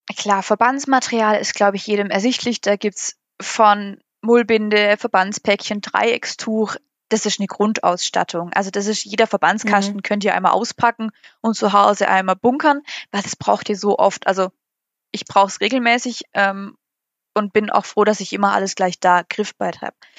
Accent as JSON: {"language": "German", "country": "Germany", "said": "bei uns in Deutschland"}